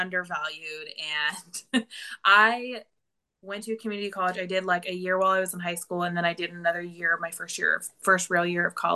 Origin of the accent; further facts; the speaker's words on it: rural Northeastern California, United States; I grew up in a really, really small town in rural Northeastern California in the middle of nowhere.